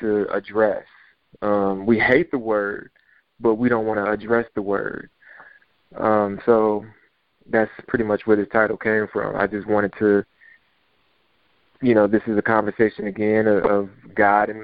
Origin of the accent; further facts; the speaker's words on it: Detroit, Michigan, United States; moved away; I'm from Detroit